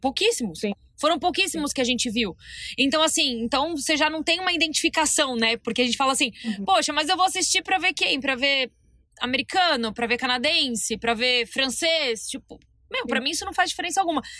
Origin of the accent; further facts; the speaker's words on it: Brazil; Porque, gente, somos brasileiras, temos que trazer pro nosso universo.